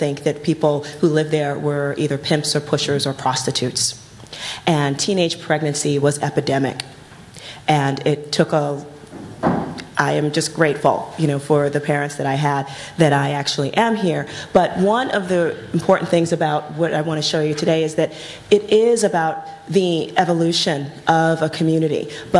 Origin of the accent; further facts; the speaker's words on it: New York City, New York, United States; when I grew up in the South Bronx